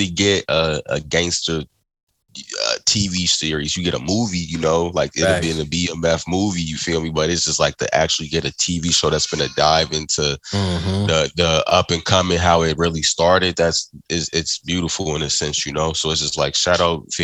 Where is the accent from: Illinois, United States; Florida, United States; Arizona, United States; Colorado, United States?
Illinois, United States; Chicago; I'm from Chicago, South Side